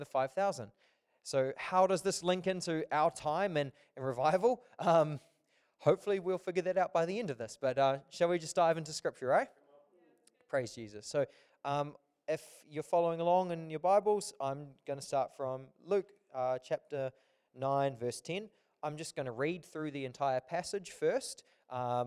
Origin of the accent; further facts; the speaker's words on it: Auckland, New Zealand; I'm from Auckland.